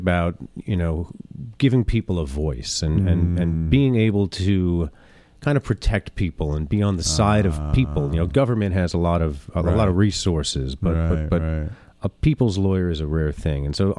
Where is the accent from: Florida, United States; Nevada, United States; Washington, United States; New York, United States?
New York, United States; New York City; I grew up in New York City. I was born. I was publicly educated in New York City